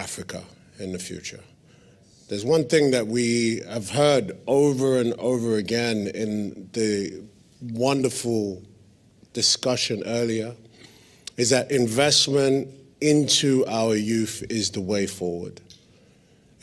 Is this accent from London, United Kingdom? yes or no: yes; London, United Kingdom; I was born and raised in East London